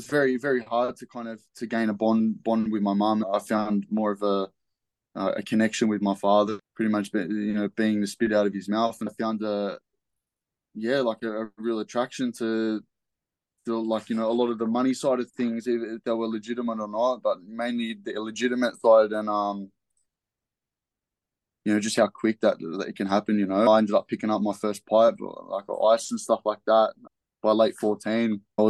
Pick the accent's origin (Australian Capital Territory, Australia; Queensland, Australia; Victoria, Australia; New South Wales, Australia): New South Wales, Australia; Liverpool; So, yeah, I was born in Liverpool Hospital. I grew up and went to, like, you know, a few different schools around there.